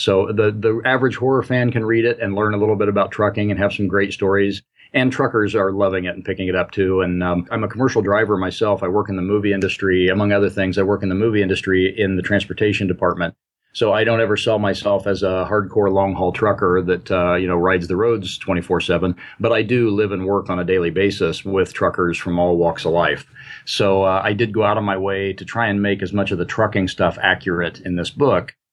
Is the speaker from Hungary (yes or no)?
no; Indiana, United States; also born or lived in Midwest; I grew up in and around the Midwest, uh, mostly in Indiana